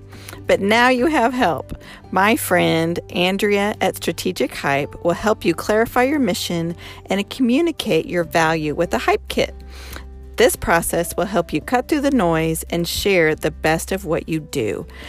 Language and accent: English; Colorado, United States; I'm from Colorado, so I'm a Rocky